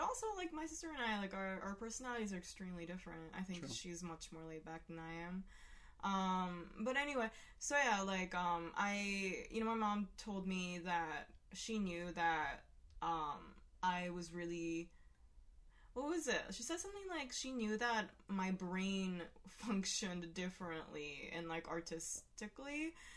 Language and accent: English; Hiroshima, Japan; where I was born as well.